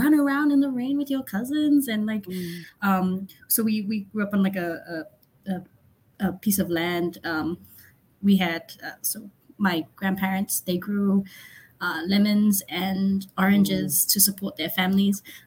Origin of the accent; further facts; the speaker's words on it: Samoa; moved away as an adult; also born or lived in Vanuatu; now in New York, United States; I'm from Samoa. I hail from the villages of Lano, Salavalu, Lewa, and Tauese. I grew up in Samoa, worked in Samoa